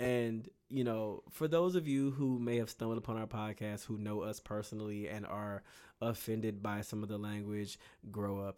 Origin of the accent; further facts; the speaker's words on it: Bay City, Texas, United States; moved away; I am from Bay City, Texas